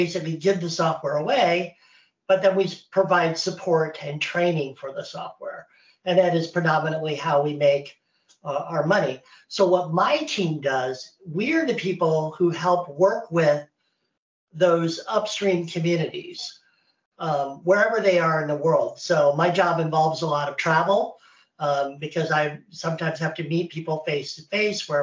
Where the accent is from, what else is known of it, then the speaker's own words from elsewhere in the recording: Indiana, United States; moved away as an adult; now in North Carolina, United States; I live in North Carolina in the United States. I am from Indiana. And so this is my first time living away from there.